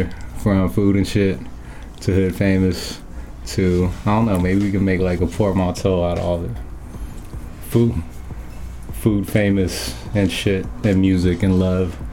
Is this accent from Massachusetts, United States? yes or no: no; California, United States; I was born in California